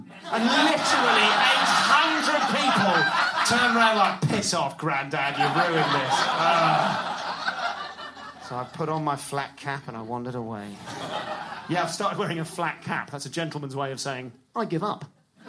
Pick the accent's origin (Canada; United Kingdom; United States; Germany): United Kingdom; London; I'm from London.